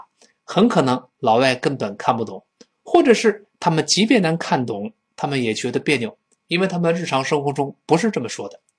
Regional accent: China; 我们中国人不习惯。

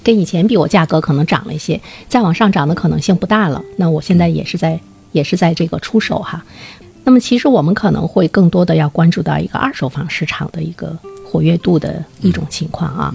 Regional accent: China; 在我们中国人的概念中

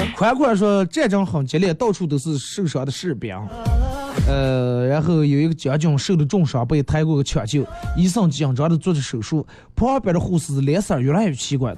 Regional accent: Northeast China, China; 我是个东北人啊

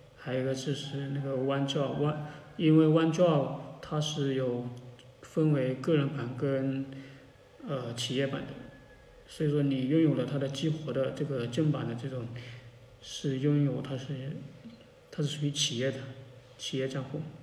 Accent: China; 只不过对于我们中国人用户来讲的话

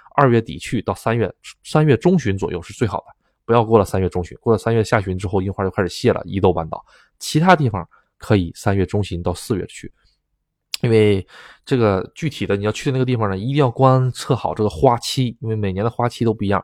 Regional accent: China; now in Japan; 就我一个中国人

